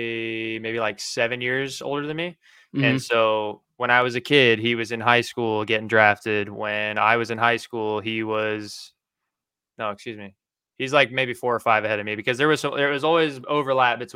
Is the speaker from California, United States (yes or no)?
yes; Southern California, United States; moved away as an adult; also born or lived in Oregon; I grew up in Southern California